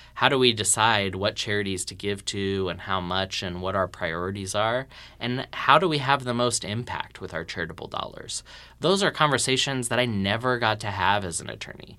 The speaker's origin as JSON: {"language": "English", "region": "Texas", "country": "United States", "said": "we're both Texan nerds"}